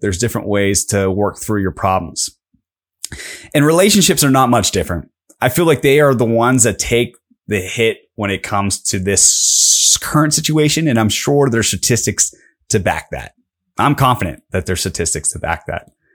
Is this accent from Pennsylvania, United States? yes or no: yes; Pittsburgh, Pennsylvania, United States; I'm from Pittsburgh